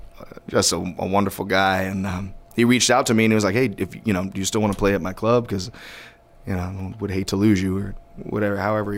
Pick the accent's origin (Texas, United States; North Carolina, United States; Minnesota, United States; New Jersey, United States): New Jersey, United States; Hamilton Square; I grew up in New Jersey